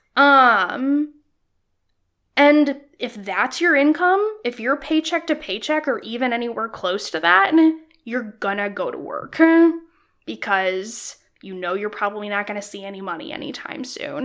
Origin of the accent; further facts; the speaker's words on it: Illinois, United States; I grew up in Illinois